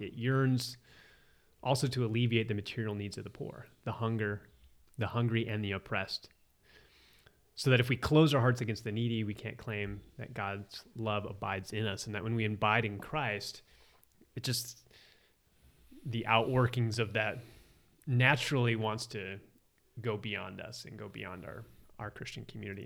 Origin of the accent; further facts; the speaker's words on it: Arizona, United States; I'm from Arizona